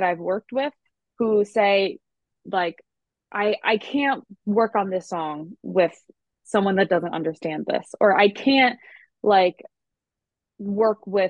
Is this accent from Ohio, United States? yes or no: no; Long Island, New York, United States; if you can hear my accent at all, you know that I'm not from the South and I am from Long Island